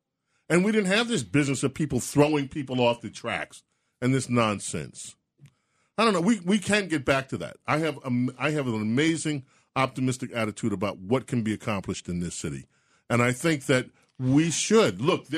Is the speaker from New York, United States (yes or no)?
yes; New York City, New York, United States; I grew up in Queens.